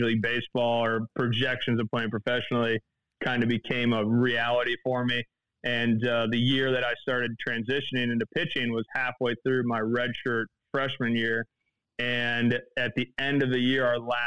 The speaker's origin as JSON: {"language": "English", "region": "Michigan", "country": "United States", "tie": "born or raised there", "said": "I grew up in Michigan, went to Central Michigan out of Farmington High"}